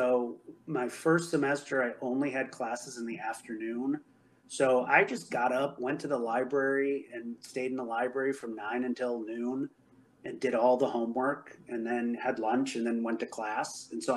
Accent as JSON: {"language": "English", "town": "Chicago", "region": "Illinois", "country": "United States", "said": "we're from Chicago"}